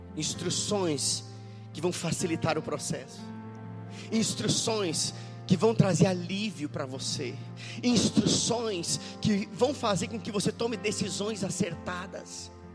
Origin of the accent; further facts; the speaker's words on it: Rio Grande do Sul, Brazil; moved away as an adult; also born or lived in Belo Horizonte; Eu moro no Rio Grande do Sul. Na verdade, eu sou gaúcho, mas morei em Belo Horizonte por muito tempo